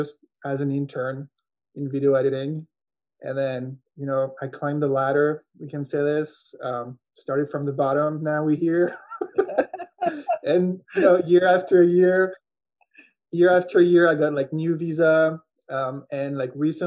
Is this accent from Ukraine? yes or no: no; Angers, Pays de la Loire, France; English is a second language; moved away as an adult; also born or lived in Los Angeles, United States; now in Atlanta, United States; I'm actually from France. So I was born in France. Je parle français. I talk both languages. And so until I was 21, I was living in a medium town called Angers in France.